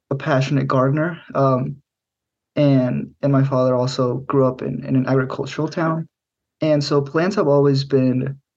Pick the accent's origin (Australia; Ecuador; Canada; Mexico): Mexico; central Mexico; also born or lived in Middle Tennessee, United States; now in United States; I was born in Middle Tennessee, here in the states, but I grew up in Central Mexico, and my family moved around a lot.